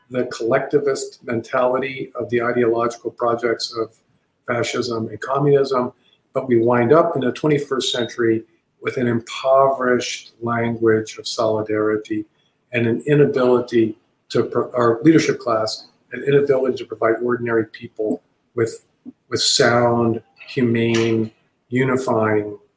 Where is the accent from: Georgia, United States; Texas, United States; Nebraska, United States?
Texas, United States; I happen to think that being a Texan and being being very proud of being a Texan is a noble, an ennobling thing, and not a perverting thing.